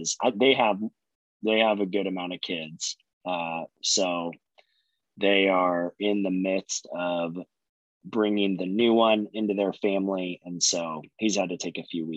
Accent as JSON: {"language": "English", "region": "Central Oregon", "country": "United States", "tie": "born or raised there", "said": "growing up in Central Oregon, like we for sure played football in the snow"}